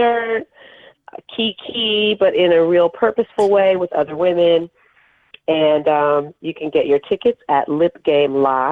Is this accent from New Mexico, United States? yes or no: no; Inglewood, California, United States; moved away as an adult; also born or lived in Hollywood, Los Angeles / Oakland; I'm originally from Los Angeles. So, born in Hollywood, raised in Inglewood, and then I moved to Oakland to go to school